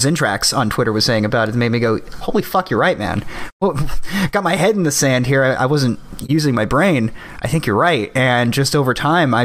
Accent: California, United States; as a Californian

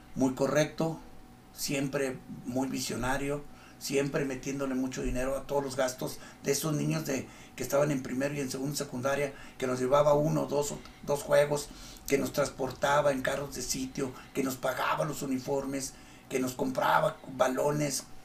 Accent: Torreón, Coahuila, Mexico; also born or lived in Acapulco, Guerrero / Río Bravo / Mexico City; Yo llegué el 18 de marzo a cuarto de primaria. Nací, viví un tiempo muy corto en Acapulco y de ahí nos llevaron a México porque cambiaron a mi papá y empezó el peregrinar de ahí, venimos aquí, y mi papá dijo, aquí vamos a quedarnos. Este es el lugar que para mí es el ideal, el ambiente, la gente. El clima nos gustó, que, siempre fue muy extremoso como siempre, pero todos nos aclimatamos

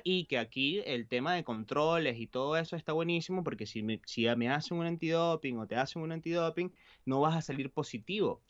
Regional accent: Valencia, Carabobo, Venezuela; moved away as an adult; also born or lived in Buenos Aires, Argentina; now in Galicia, Spain; yo crecí en un apartamento en Valencia

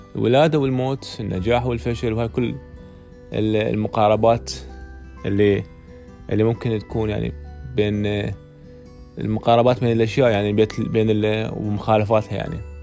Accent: Iraq; عندنا بالعراق

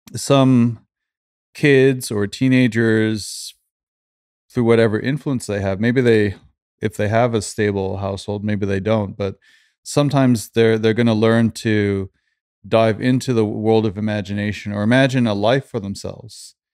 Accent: Canada; also born or lived in London / Stockholm / Sweden; now in Los Angeles, United States; I grew up in Canada

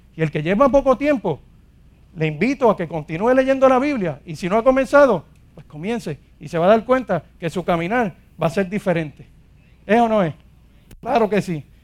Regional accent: Ponce, Puerto Rico; soy de aquí de Ponce

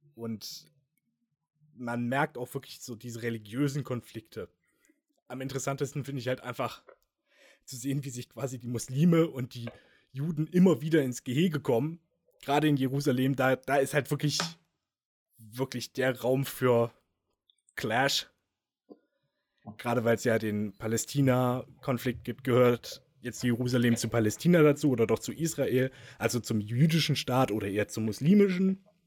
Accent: Germany; als Deutscher, als Europäer

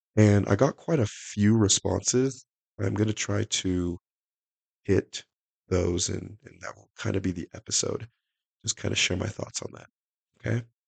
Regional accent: Salt Lake City, Utah, United States; also born or lived in Nigeria; I was uh, born in Nigeria. I was raised around Salt Lake.

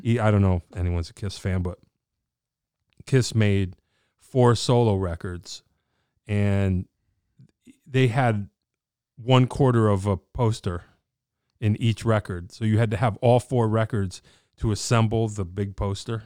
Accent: Wallingford, Connecticut, United States; I'm a dude from Wallingford

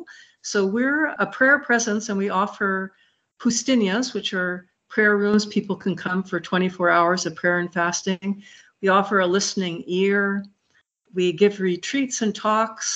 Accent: Montreal, Quebec, Canada; moved away; also born or lived in Muskegon, Michigan; I'm from Montreal

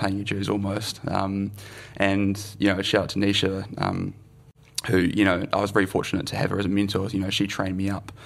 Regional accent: Melbourne, Victoria, Australia; also born or lived in New Zealand; now in Wellington, New Zealand; I grew up in Melbourne.

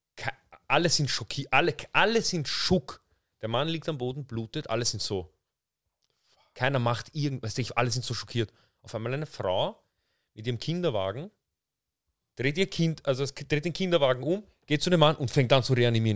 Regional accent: Vienna, Austria; ich bin in Wien aufgewachsen, ich bin in Wien geboren

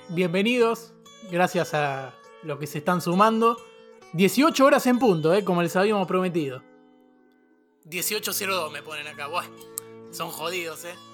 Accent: San Luis, Argentina; Eh, tengo 20 años y soy de San Luis, capital.

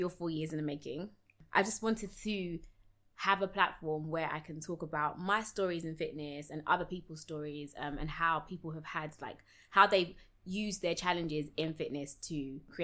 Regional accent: London, United Kingdom; we moved from South London to East London, and I joined the basketball club.

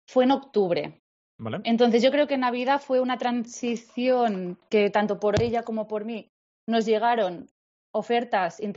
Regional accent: Girona, Catalonia, Spain; now in Barcelona, Spain; Sí, somos de Girona las dos. Pero yo he estado unos años. Bueno, yo, yo he eh, eh, he estado

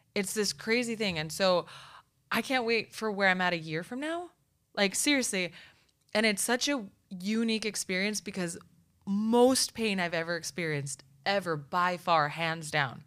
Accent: Nogales, Arizona, United States; I am literally from Nogales, Arizona

